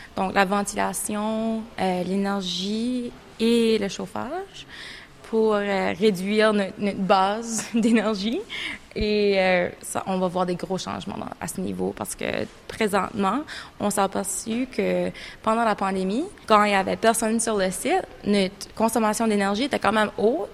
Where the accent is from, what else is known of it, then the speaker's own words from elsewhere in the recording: Canada; moved away as an adult; now in United Kingdom; je suis originaire euh, du Canada